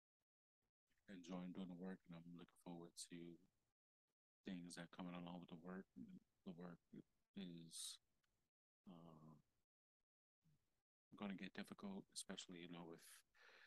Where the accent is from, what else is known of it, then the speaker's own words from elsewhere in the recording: New York, United States; moved away; also born or lived in Delaware; I'm from New York